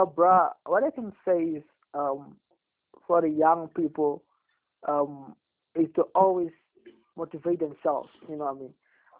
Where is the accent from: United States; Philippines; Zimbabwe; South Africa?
South Africa; Douglas, Northern Cape; moved away; Back home in Douglas. I'll keep on reminding people I'm from Douglas.